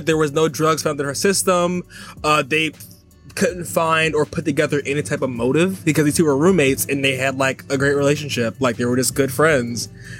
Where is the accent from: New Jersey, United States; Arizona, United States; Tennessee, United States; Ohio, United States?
New Jersey, United States; I'm from New Jersey.